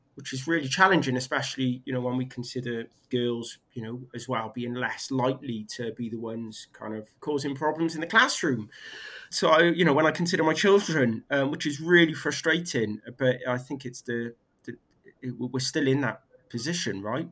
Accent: Barry, Wales, United Kingdom; also born or lived in Cardiff; I, am equally a, a, proud a proud Welshman, Cardiffian. Well, Barry

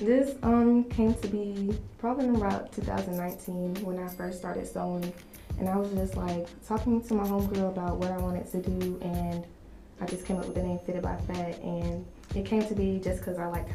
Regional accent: Carrollton, United States; So growing up in Carrollton, it's a majority white town, and I won't lie, as an African American there, you can kind of feel like an outcast

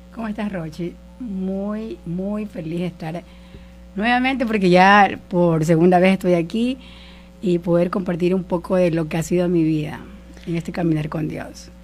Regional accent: El Empalme, Guayas, Ecuador; moved away as an adult; yo soy de, del Empalme, eh, un pueblo de la, provincia del Guayas, y me vine acá a los 18 años a estudiar la universidad

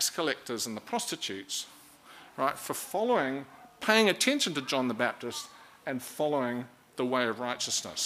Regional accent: Auckland, New Zealand; moved away as an adult; also born or lived in Dunedin; now in Christchurch, New Zealand; I'm from Auckland

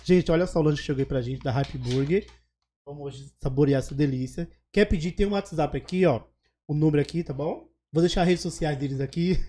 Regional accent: Alagoas, Brazil; also born or lived in Paraisópolis, São Paulo; now in São Paulo, Brazil; Eu sou de Alagoas. Então eu só ia pra Alagoas, só ia pra Maceió

